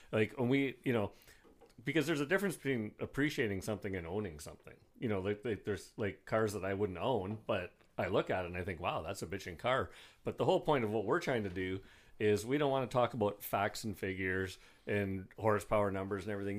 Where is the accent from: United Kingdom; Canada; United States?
Canada; Bruce Mines, Ontario; also born or lived in Sault Ste. Marie, Ontario; I grew up in Bruce Mines, which is a really small town